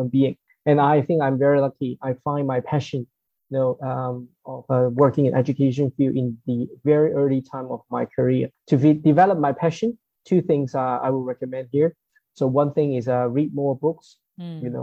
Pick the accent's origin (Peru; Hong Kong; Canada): Hong Kong; I'm from Hong Kong